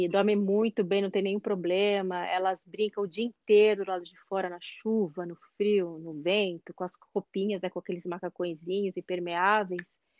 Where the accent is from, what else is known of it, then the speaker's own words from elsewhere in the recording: Brazil; moved away as an adult; now in Norway; já que eu sou brasileira